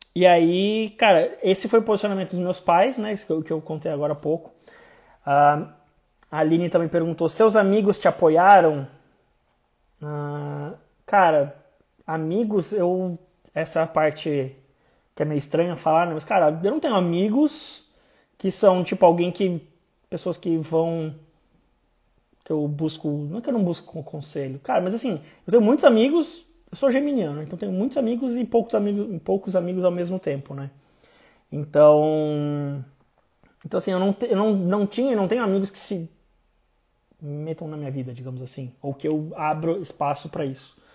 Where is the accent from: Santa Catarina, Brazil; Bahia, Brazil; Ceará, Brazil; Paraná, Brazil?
Santa Catarina, Brazil; Blumenau; moved away as an adult; also born or lived in Florianópolis / São Paulo; eu saí de Blumenau, fui fazer faculdade em Floripa, fui morar em São Paulo